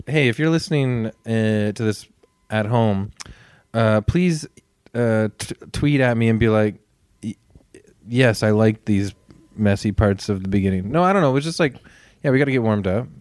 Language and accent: English; Toronto, Ontario, Canada; I grew up in a very bland, sort of, like, white suburban area of Etobicoke